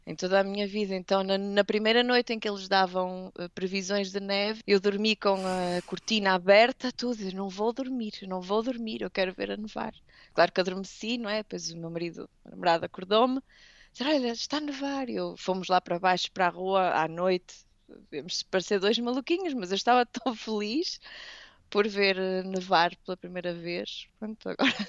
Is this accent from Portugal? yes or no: yes; Portugal; moved away; como eu acho que todos os portugueses fazem, a maioria, tentamos ir a Portugal